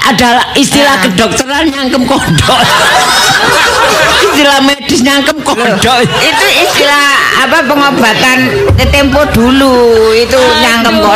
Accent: Surabaya, East Java, Indonesia; born there; Kelahiran uh, saya kelahiran Surabaya.

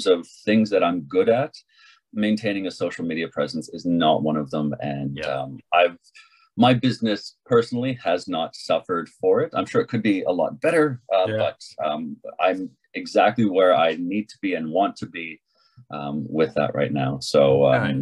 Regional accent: Canada; moved away as an adult; also born or lived in Australia; I am Canadian by design and left Canada when I was 22, 23

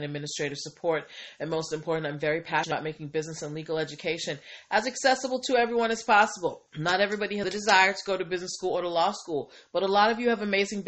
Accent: Boston, Massachusetts, United States; now in Maryland, United States; I grew up in Boston

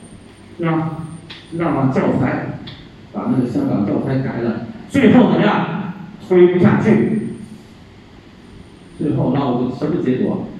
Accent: China; 好，我们大陆人不去了，你高兴吗？

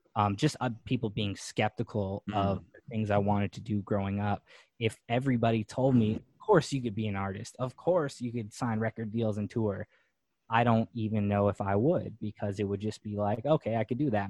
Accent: Winnipeg, Manitoba, Canada; moved away as an adult; now in Los Angeles, United States; growing up in Winnipeg, Manitoba.

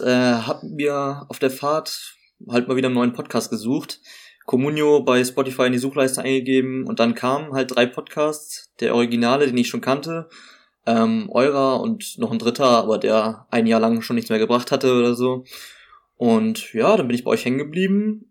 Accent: Hamburg, Germany; moved away as an adult; now in Greifswald, Germany; ursprünglich komme ich, komm ich tatsächlich aus Hamburg

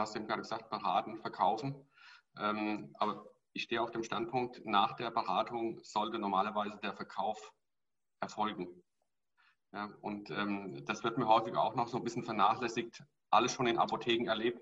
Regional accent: Hesse, Germany; Bei uns in Hessen

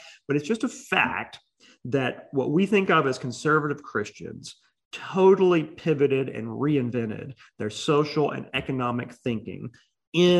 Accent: Mississippi, United States; I'm from Mississippi

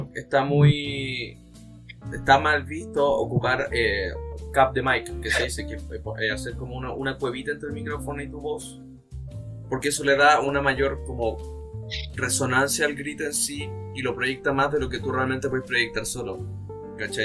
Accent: Chile

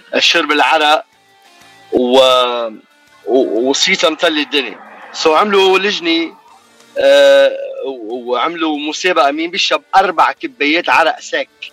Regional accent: Lebanon; now in Toronto, Canada; بلدنا لبنان

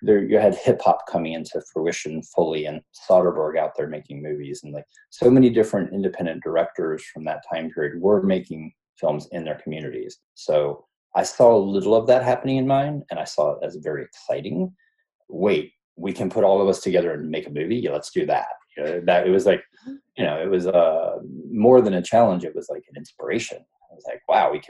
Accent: North Carolina, United States; also born or lived in Ohio / Atlanta; I was born in Ohio, but I moved to North Carolina with my family when I was probably eight, nine, somewhere in there, and grew up there, went to high school there

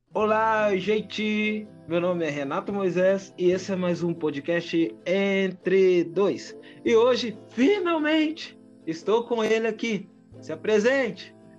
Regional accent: Minas Gerais, Brazil; aqui eu sou do Sudeste, um pouquinho aqui em Minas uhum. Gerais

